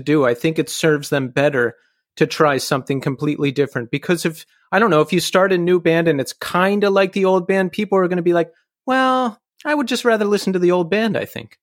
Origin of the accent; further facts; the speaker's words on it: Bucks County, Pennsylvania, United States; I'm from Bucks County